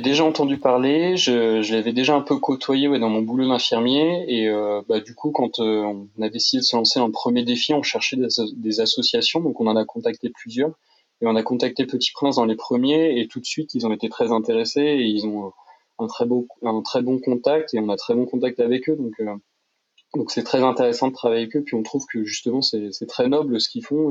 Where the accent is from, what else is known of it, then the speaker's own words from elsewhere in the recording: Tours, Centre-Val de Loire, France; on est originaire de Tours à la base